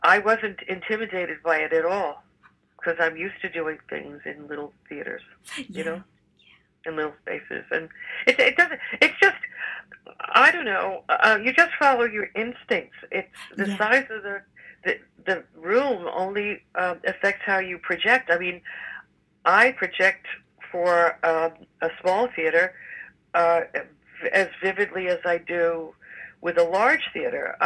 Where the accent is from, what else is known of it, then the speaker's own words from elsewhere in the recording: Jersey City, New Jersey, United States; I was born and raised in Jersey City